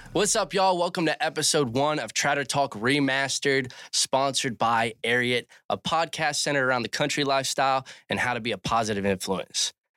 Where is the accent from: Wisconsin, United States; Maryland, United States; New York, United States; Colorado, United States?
Maryland, United States; Cecil County; moved away as an adult; also born or lived in Texas; I am originally from Cecil County, Maryland, A K A Cecil Tucky, little redneck town